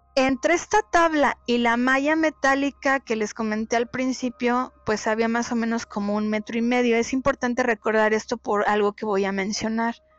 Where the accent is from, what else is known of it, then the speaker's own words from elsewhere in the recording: Ciudad Sahagún, Hidalgo, Mexico; now in Monterrey, Mexico; En aquel entonces yo vivía en, mi ciudad de origen, allá en el estado de Hidalgo. Es una ciudad industrial llamada Ciudad Sagún.